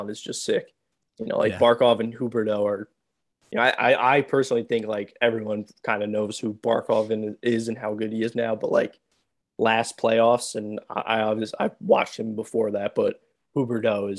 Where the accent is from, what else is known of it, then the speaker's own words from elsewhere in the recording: Mahopac, New York, United States; I grew up in Mayapack, New York, so like Putnam County